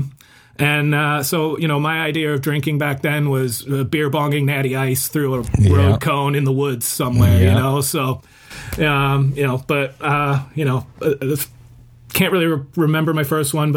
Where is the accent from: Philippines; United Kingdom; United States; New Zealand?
United Kingdom; Northampton, East Midlands; moved away; I was born in Northampton, England. And so we were living over in England at the time.